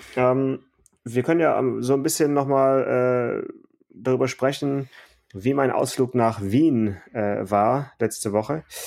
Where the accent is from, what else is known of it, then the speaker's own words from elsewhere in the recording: Stuttgart, Baden-Württemberg, Germany; in meiner Kindheit, in meiner Jugend, E-Klasse in Stuttgart